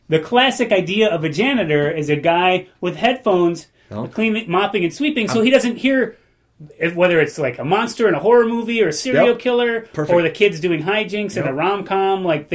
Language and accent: English; United Kingdom; As a Brit myself, there's a connection there.